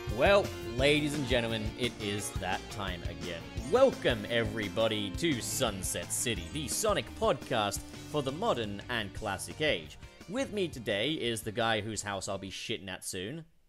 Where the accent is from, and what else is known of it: England, United Kingdom; born or raised there; moved away as an adult